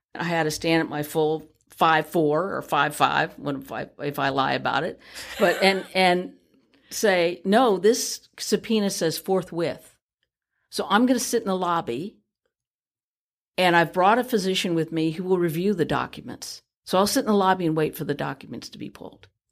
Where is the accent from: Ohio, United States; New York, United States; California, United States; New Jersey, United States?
California, United States; San Francisco; born and raised in San Francisco